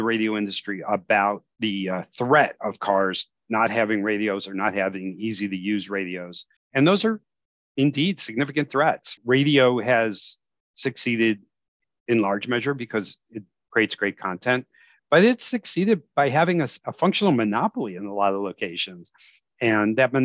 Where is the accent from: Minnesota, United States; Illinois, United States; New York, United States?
Illinois, United States; the Chicago suburbs; now in New Jersey, United States; I grew up in the Chicago suburbs